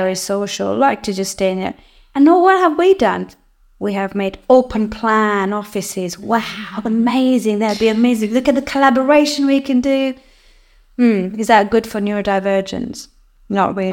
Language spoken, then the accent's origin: English; Kenya; moved away as an adult; now in United Kingdom; I come from Kenya. Uh, that's where I was born.